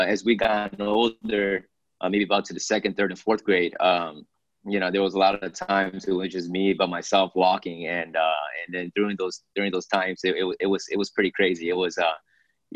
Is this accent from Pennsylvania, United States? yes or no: yes; Philadelphia, Pennsylvania, United States; also born or lived in Beijing, China / Hong Kong; now in Los Angeles, United States; my family, first generation of immigrants, moved to Philadelphia, Pennsylvania, where I stayed there the early stages of my life